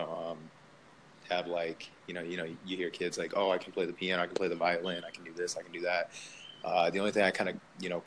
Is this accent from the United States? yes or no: yes; Philadelphia, Pennsylvania, United States; moved away as an adult; I'm originally from Philly, so I moved down here for university.